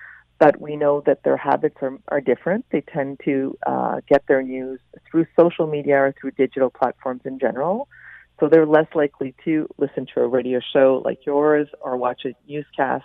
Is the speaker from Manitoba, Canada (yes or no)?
yes; Winnipeg, Manitoba, Canada; I'm not a native Quebecer. I grew up in Winnipeg